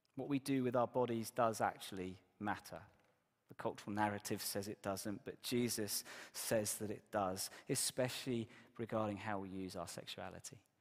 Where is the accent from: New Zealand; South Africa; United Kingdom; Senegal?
United Kingdom; Exeter, South West England; moved away; my church where I grew up in Exeter